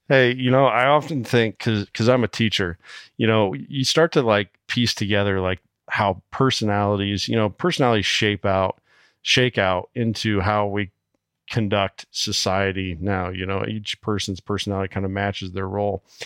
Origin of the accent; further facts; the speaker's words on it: Iowa, United States; representing my home state here, Iowa